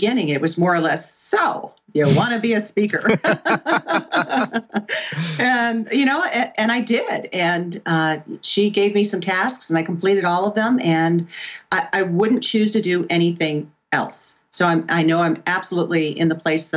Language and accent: English; Pennsylvania, United States; also born or lived in Southwest Florida; I was born and raised in Pennsylvania and on Lake Erie